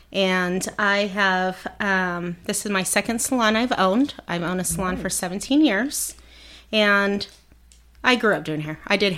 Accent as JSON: {"language": "English", "town": "Hemet", "region": "California", "country": "United States"}